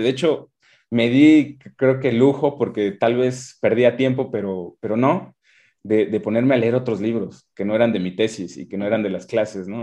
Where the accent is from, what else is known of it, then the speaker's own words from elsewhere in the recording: Tabasco, Mexico; moved away; Yo tuve la oportunidad en, en mi infancia de vivir en Tabasco